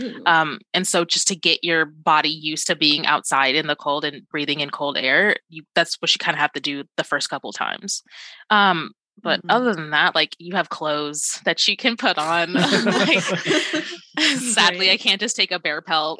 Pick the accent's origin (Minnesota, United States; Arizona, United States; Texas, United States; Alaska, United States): Alaska, United States; moved away as an adult; also born or lived in Georgia, United States; now in Australia; I grew up in Alaska. And for a really, really good chunk of my life.